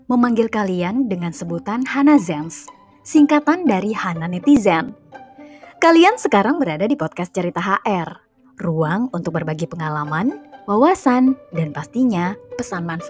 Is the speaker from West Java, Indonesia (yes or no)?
no; Medan, North Sumatra, Indonesia; born there; Ibuku pernah cerita, aku lahir di Medan, tepatnya di Raja Lama Belawan dibantu seorang bidan bernama Hanum Masta.